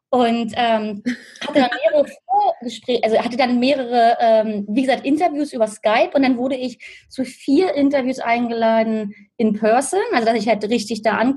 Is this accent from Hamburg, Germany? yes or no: no; Berlin, Germany; moved away as an adult; now in Australia; ich bin ursprünglich aus Berlin und lebe aktuell seit sechs Jahren in Australien